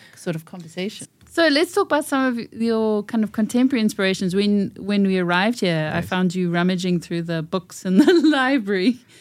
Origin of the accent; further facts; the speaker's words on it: Oranjemund, ǁKaras, Namibia; moved away; We were born in the same little town in Namibia